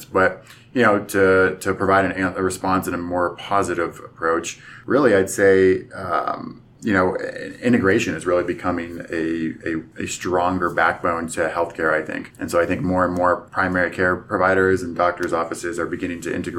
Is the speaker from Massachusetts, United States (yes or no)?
no; Pennsylvania, United States; moved away as an adult; I'm originally from Pennsylvania